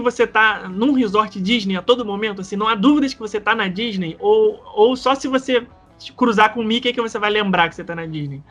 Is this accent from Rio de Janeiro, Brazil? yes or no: yes; Rio de Janeiro, Brazil; eu, por exemplo, como carioca